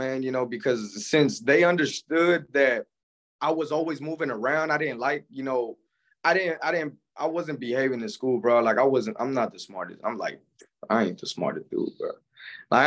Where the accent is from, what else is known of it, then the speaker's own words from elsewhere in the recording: Palmdale, California, United States; also born or lived in San Fernando, California; I was born in San Fernando, California. Up to 5 years old, I moved out to Palmdale, California. Basically, man, grew up in Palmdale, California, basically my whole life